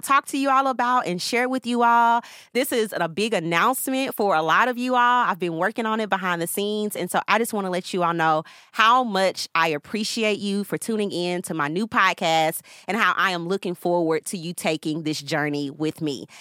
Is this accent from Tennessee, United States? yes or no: yes; Nashville, Tennessee, United States; now in Atlanta, United States; I am originally from Nashville. I'm currently living in Atlanta